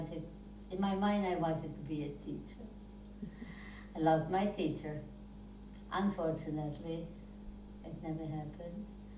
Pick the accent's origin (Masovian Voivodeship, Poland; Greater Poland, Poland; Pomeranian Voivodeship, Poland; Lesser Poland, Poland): Masovian Voivodeship, Poland; Warsaw; I was born in Warsaw, Poland to wonderful, wonderful parents. And we were three siblings.